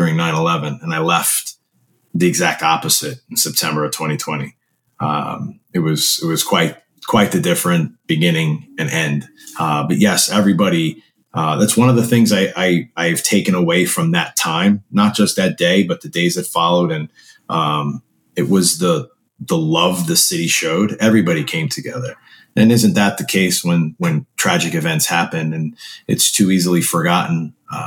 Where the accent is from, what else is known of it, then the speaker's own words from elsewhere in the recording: New York, United States; I grew up in New York my whole life